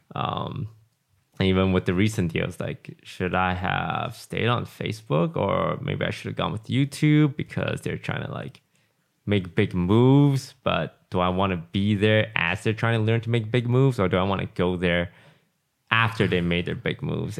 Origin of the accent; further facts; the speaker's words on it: Malaysia; moved away; growing up in Malaysia was, like, living in the jungle.